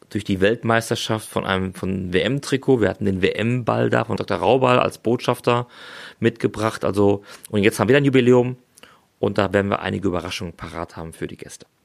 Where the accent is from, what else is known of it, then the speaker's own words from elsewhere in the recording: Dortmund, North Rhine-Westphalia, Germany; Also Fußball, ja, ist als Dortmunder natürlich im Moment ein sehr äh, leidiges Thema.